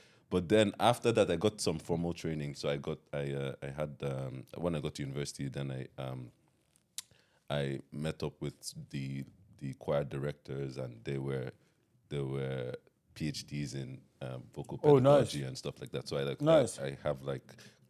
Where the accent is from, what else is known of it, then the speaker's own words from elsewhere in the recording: Nigeria; now in United States; When I came from Nigeria to America, I'd be singing in the rooms, and so everybody in the dorm was like, "This kid, this kid is always